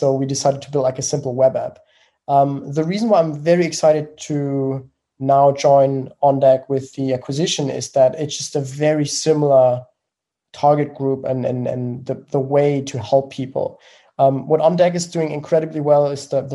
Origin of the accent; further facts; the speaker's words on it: Germany; accent: German; English is a second language; I'm from Germany, as you may have heard from the accent